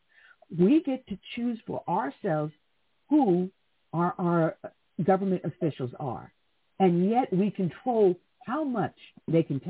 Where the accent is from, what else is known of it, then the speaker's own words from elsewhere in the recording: United States; as a kid growing up in America